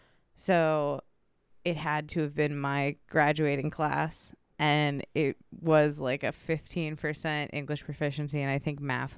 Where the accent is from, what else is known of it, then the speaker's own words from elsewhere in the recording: Weston, West Virginia, United States; Yep, I'm from Weston.